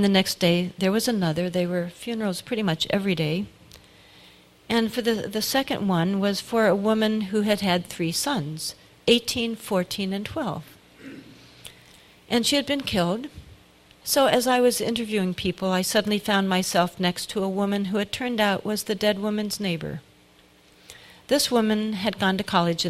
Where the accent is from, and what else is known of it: United States